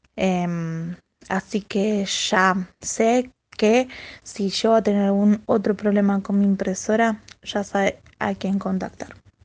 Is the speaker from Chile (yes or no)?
no; Buenos Aires, Argentina; yo soy de Argentina, Buenos Aires